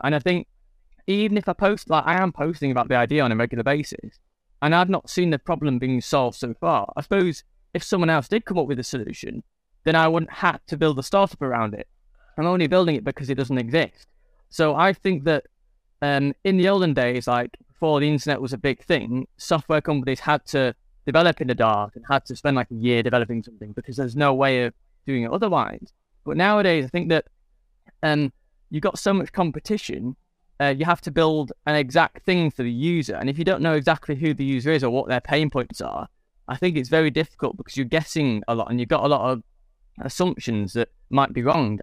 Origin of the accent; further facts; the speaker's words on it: England, United Kingdom; I'm English